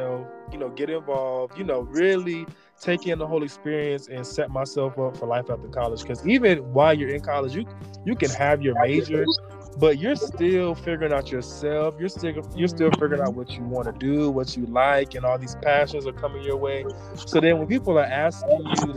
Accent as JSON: {"language": "English", "town": "Orlando", "region": "Florida", "country": "United States", "said": "I'm also from Orlando"}